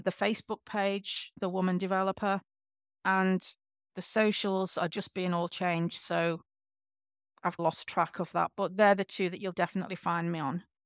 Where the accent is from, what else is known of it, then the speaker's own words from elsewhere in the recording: England, United Kingdom; now in Western Australia, Australia; I'm from England